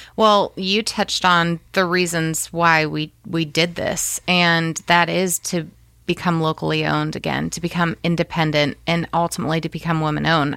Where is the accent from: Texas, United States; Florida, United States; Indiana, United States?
Indiana, United States; Fort Wayne; being born and raised in Fort Wayne